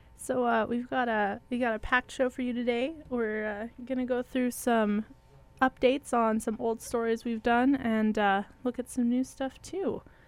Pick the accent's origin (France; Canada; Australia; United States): Canada; Manitoba; we are from Manitoba